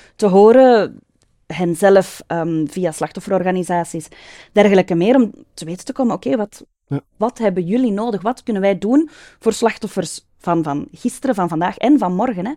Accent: Mechelen, Flanders, Belgium; now in Hombeek, Belgium; Ik ben geboren en getogen Mechelesse, een echte manenblusser

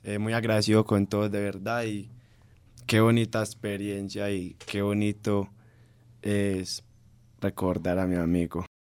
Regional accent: Colombia

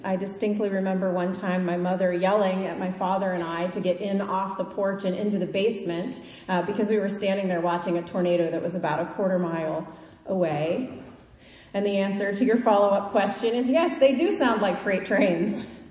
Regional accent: Kansas, United States; now in Eastern United States; I grew up in Kansas.

